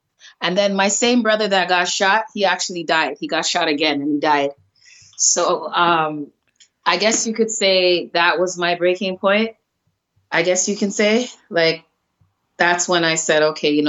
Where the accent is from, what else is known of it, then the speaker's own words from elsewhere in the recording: Toronto, Ontario, Canada; I was raised in the baddest area in Canada, Jane and Finch